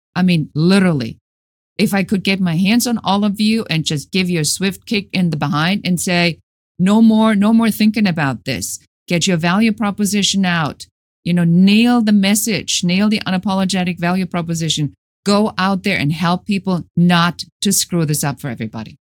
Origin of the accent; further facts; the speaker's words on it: Germany; moved away as an adult; now in United States; Originally, I'm from Germany.